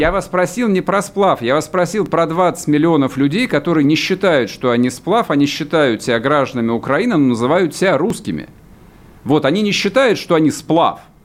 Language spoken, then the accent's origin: Russian; Russia; мы русские люди